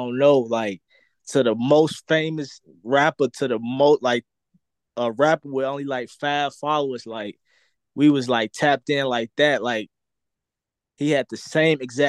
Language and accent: English; Chicago, Illinois, United States; I'm from Chicago